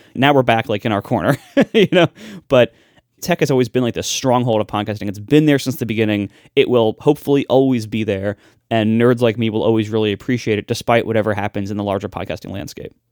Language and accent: English; Ohio, United States; I'm just from Ohio